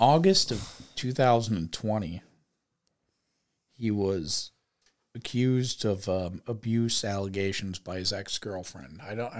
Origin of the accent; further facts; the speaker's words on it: suburb of Cleveland, Ohio, United States; moved away; he played a concert at my suburb of Cleveland high school, like, gym.